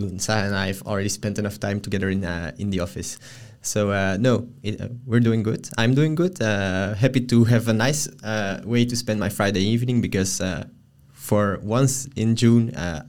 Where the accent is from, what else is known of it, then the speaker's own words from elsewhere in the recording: just outside of Antwerp, Flanders, Belgium; now in Brussels, Belgium; my hometown, just outside of Antwerp